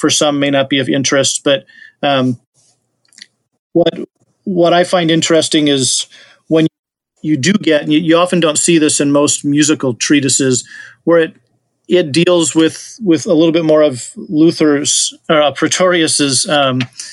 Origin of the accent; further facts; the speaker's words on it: Wisconsin, United States; my home state of Wisconsin